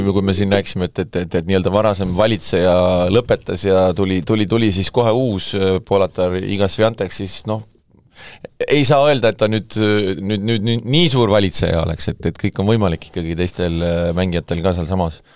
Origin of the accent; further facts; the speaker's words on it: Saare County, Estonia; ma olen saarlane